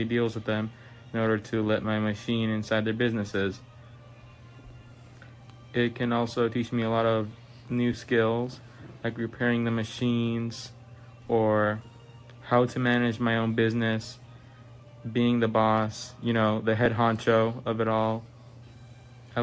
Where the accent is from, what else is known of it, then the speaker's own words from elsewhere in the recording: Illinois, United States; I am from Illinois, and I am 15 years old